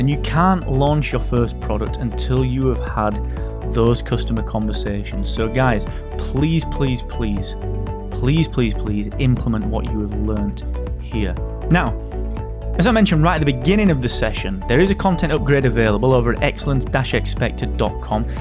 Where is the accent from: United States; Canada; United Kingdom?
United Kingdom; England; being so English